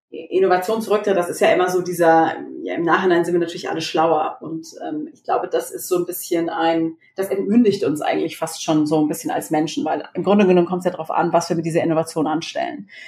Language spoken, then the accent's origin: German; Baden-Württemberg, Germany; ich bin ja äh, groß geworden in Baden-Württemberg und ähm, in der Nähe von Karlsruhe.